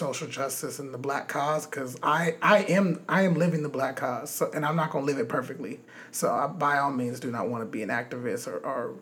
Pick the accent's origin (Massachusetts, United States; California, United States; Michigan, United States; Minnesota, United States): California, United States; Los Angeles; growing up in Los Angeles